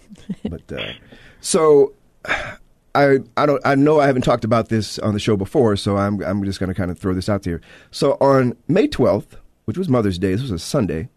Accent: Chicago, Illinois, United States; I am from Chicago

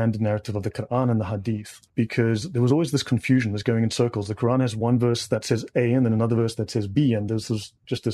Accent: South Africa; moved away as an adult; also born or lived in Dubai, United Arab Emirates; I'm South African. Moved to Dubai in 2007. I lived in the Middle East for 11 years.

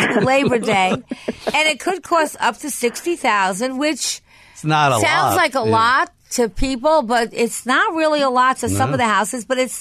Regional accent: Long Island, New York, United States; since I'm from Long Island

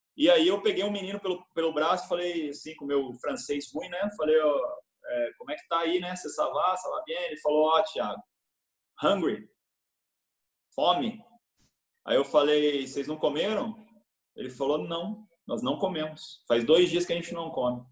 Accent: Brazil; sou brasileiro

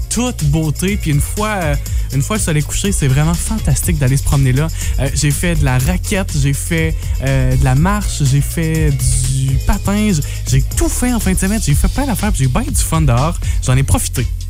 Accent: La Matapédia and La Matanie, Quebec, Canada; chez nous dans la Matap et et la Matanie

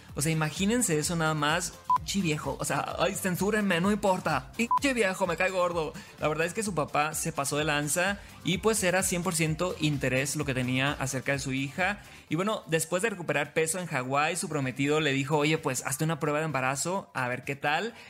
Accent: Mexico; somos mexicanos

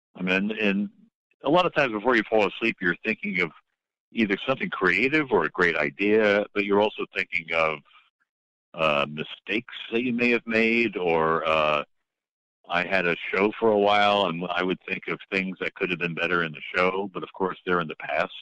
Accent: New York, United States; moved away as an adult; also born or lived in Boston; I'm from New York

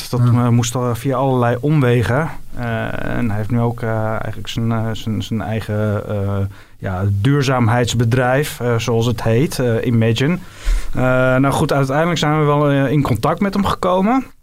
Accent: Netherlands

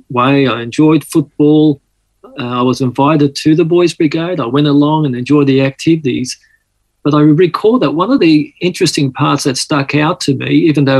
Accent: Sydney, New South Wales, Australia; accent: Aussie; also born or lived in Malta / Mykolaiv, Ukraine; as we grew up here on the East Coast, Australia

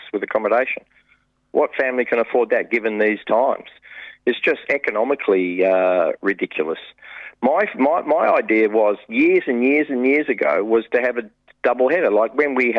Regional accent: England, United Kingdom; now in Australia; I was born in England

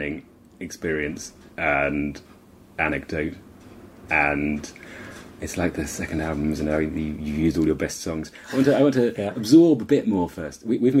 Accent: Hampshire, South East England, United Kingdom; I grew up in Hampshire at the foot of Shoulder of Mutton Hill

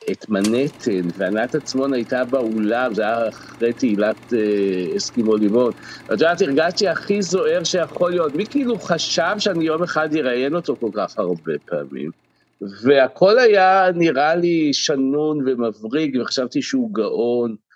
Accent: Central District, Israel; גדלתי במושב בעמק חפר בשנות ה-60, אז נחשפתי לוודי אלן בשנות ה-70.

